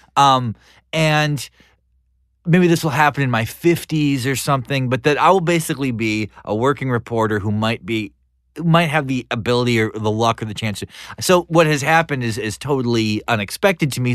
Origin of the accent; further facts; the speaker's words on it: North Dakota, United States; growing up in North Dakota and listening to hair metal